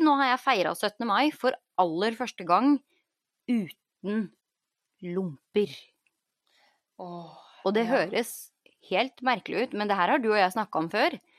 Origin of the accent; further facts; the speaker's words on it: Norway; now in United States; man syns jo det er mye bedre service her enn hjemme i Norge